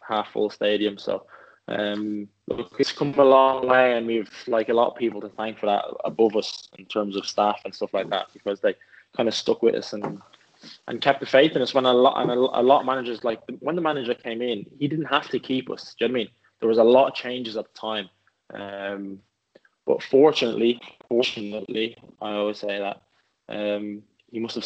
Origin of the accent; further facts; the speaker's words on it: Swords, Leinster, Ireland; also born or lived in Dublin; now in England; I'm from Swords. My family still lives there now